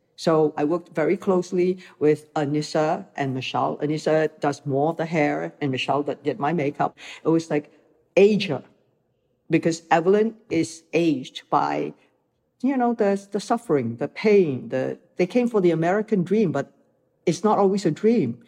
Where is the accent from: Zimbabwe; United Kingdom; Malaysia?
Malaysia; moved away as an adult; also born or lived in Hong Kong; I came from Malaysia, where I grew up watching mm-hmm. movies that were international